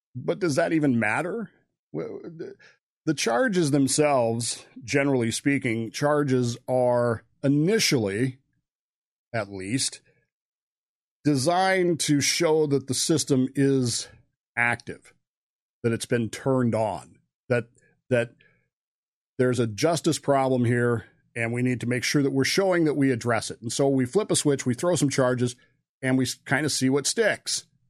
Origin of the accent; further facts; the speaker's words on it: Modesto, California, United States; Modesto, California